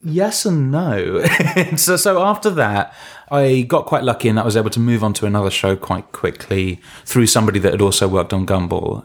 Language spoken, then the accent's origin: English; London, United Kingdom; I'm from London